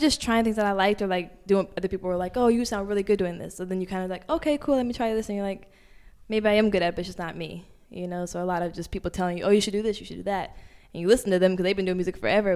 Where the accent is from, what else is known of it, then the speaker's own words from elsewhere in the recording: Portland, Oregon, United States; moved away as an adult; also born or lived in Los Angeles, California; now in New York, United States; I'm from Portland, Oregon